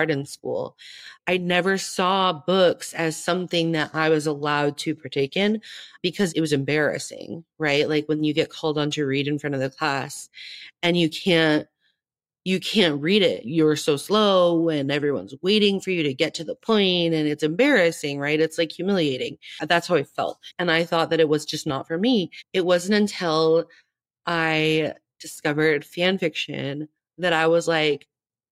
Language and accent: English; Tempe, Arizona, United States; I grew up in Tempe. I live in Tempe still. All my family lives here. I've been here my whole life